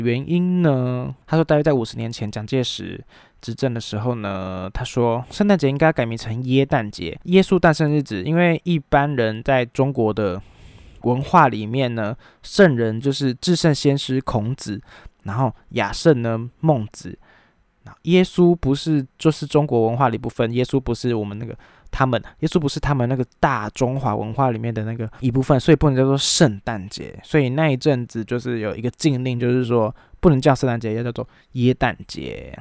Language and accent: Chinese; Taiwan; 中华民国四个字对我们台湾人有什么样特别的意义